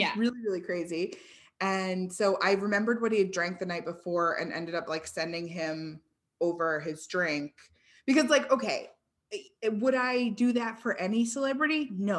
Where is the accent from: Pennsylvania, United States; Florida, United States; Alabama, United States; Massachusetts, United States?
Massachusetts, United States; Cambridge; he was in my hometown of Cambridge.